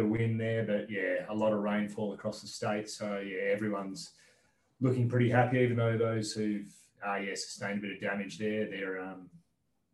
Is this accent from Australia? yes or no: yes; Dumbleyung, Western Australia, Australia; now in Perth, Australia; I grew up on farm in Dumbleyung, which is about 2.5 hours southeast of Perth.